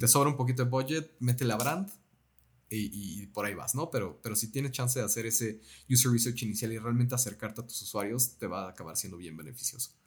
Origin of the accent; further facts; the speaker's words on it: Mexico; Nosotros como mexicanos